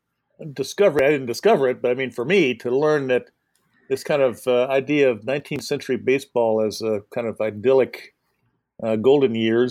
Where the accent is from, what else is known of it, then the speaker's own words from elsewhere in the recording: Indiana, United States; also born or lived in Madison, Wisconsin; Well, I grew up in southern Indiana, where my parents lived, which is Cardinals country.